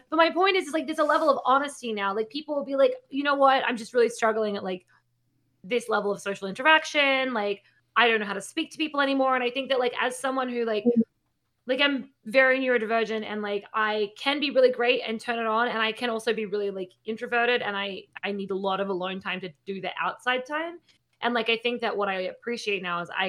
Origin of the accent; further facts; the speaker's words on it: Australia; accent: Australian; So my accent's sort of uh